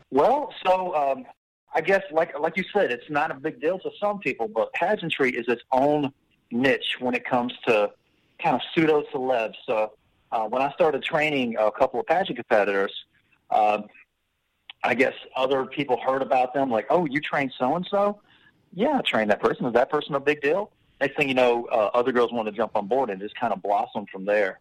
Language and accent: English; Travelers Rest, South Carolina, United States; also born or lived in New York / Mississippi / Florida; from the age of twelve on, I've been right here in the Upstate uh, Travelers Rest. Actually, I went to Travelers Rest High